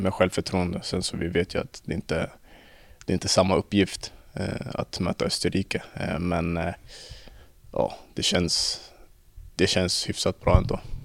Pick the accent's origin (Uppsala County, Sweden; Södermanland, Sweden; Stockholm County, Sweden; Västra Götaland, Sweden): Stockholm County, Sweden; Stockholm; moved away; vi som är från Stockholm